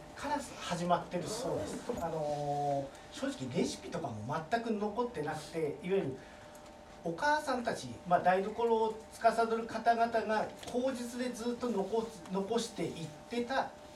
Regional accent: Higashimatsushima, Miyagi, Japan; now in Sendai, Japan; 私の家系が、えーと、今でいう東松島市

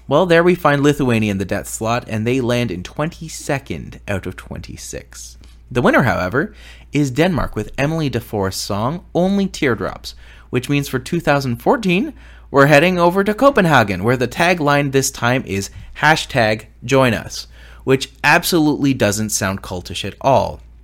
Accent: Canada; I am a Canadian

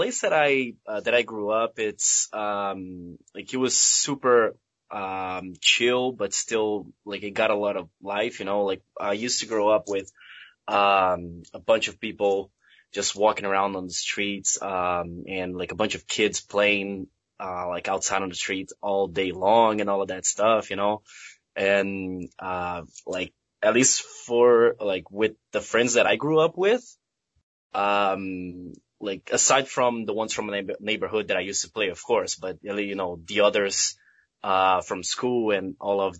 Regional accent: Belo Horizonte, Minas Gerais, Brazil; English is a second language; moved away as an adult; now in New York, United States; I was born in Brazil, Belo Horizonte, to be more exact.

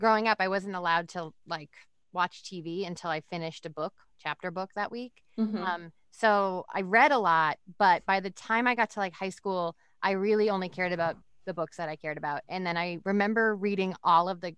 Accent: Massachusetts, United States; moved away as an adult; also born or lived in Chicago; I was from Massachusetts

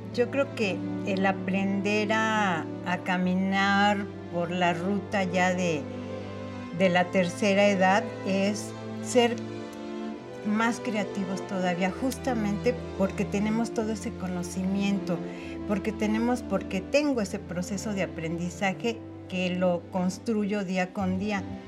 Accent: Mexico City, Mexico; yo nací aquí en la Ciudad de México. Eh, me llevaron después a vivir eh, a Contreras por los Dinamos cuando yo tendría unos 3, 4 años. Y ahí fue donde yo me desarrollé

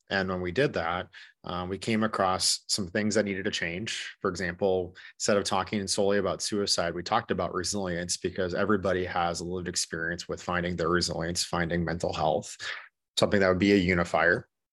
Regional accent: Corsica, South Dakota, United States; also born or lived in Minneapolis, Minnesota; I am originally from Corsica, South Dakota

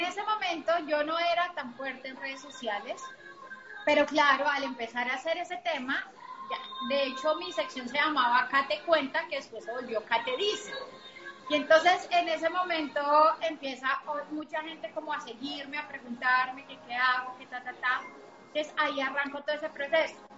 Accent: Bogotá, Colombia; yo soy colombiana, nací en Bogotá

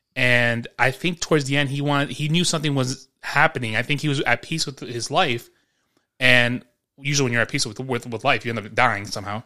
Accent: New York, United States; Growing up in New York

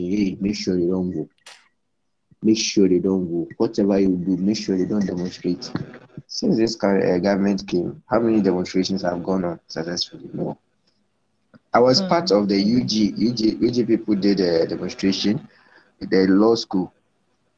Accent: Ghana; also born or lived in Central Region, Ghana / Eastern Region, Ghana / Volta Region, Ghana; now in Accra, Ghana; I feel very sad as a Ghanaian, but it doesn't mean that I'm not a Ghanaian

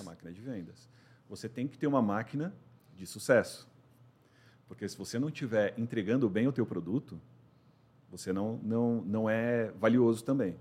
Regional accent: São Paulo, Brazil; moved away as an adult; also born or lived in Santa Catarina; eu sou paulistano, 44 anos

